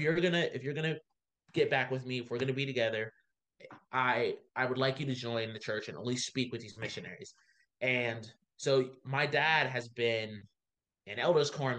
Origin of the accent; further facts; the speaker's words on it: Baltimore, Maryland, United States; I am from Baltimore originally. Uh, that's my city. I love it there